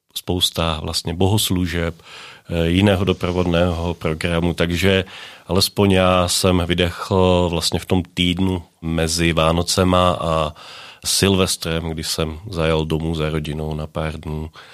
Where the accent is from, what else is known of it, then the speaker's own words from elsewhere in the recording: a small village near Trnava, Trnava Region, Slovakia; Czech is a second language; moved away as an adult; also born or lived in Brno, Czech Republic; now in Nové Město na Moravě, Czech Republic; já pocházím ze Slovenska, z takové malé vesnice u Trnavy, Dolná Loučice